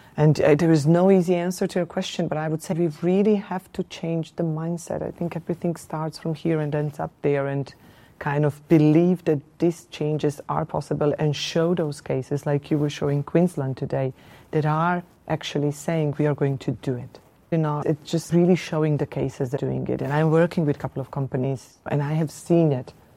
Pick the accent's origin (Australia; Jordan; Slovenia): Slovenia; Ljubljana; I'm coming from Slovenia.